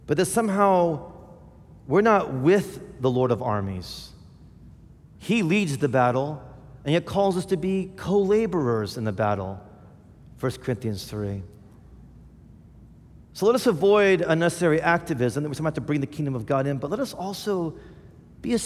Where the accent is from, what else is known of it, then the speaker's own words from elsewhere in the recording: United States; as American Christians